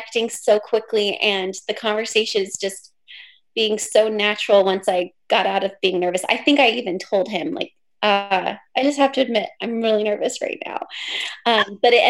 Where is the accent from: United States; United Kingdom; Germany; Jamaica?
United States; Pacific Northwest; I'm from the Pacific Northwest.